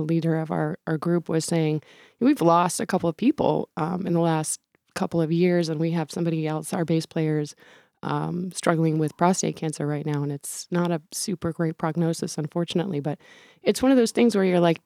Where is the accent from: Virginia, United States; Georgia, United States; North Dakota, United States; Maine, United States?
Maine, United States; Aroostook County; I'm from Aroostook County.